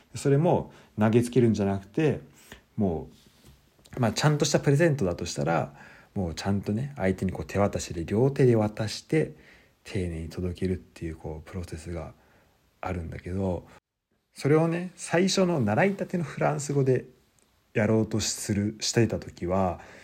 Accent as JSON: {"language": "Japanese", "country": "Japan", "moved": "yes", "lives_now": "Germany"}